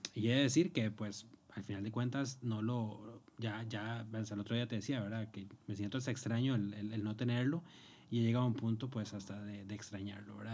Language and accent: Spanish; Cartago, Costa Rica; moved away as an adult; now in Madrid, Spain; Soy originario de Cartago, en Costa Rica.